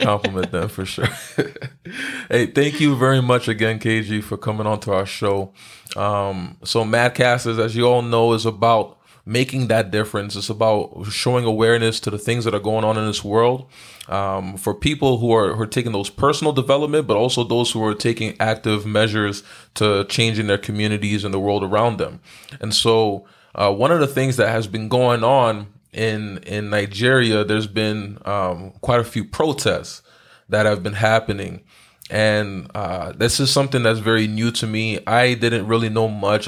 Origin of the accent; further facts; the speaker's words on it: Haiti; I'm from Haiti